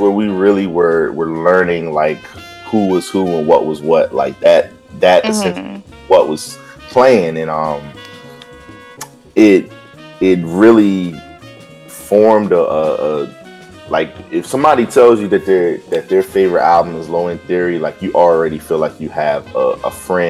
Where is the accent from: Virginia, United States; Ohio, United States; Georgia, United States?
Virginia, United States; also born or lived in Philadelphia; So I'm from Virginia.